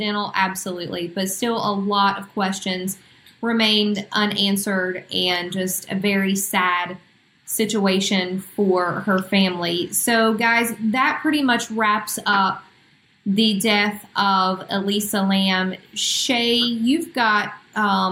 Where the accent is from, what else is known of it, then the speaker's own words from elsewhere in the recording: Huntington, West Virginia, United States; here in my hometown of Huntington